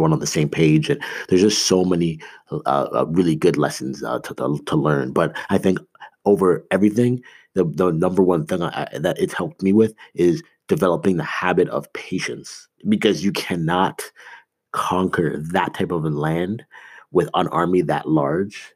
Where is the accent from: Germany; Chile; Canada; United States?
Canada; I grew up in Canada